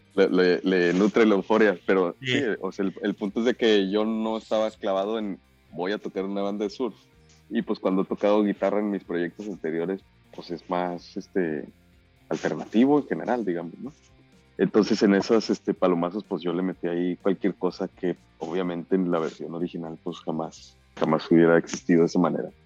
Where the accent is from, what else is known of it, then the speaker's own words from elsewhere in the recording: Ciudad Juárez, Chihuahua, Mexico; also born or lived in Monterrey; Yo soy de Ciudad Juárez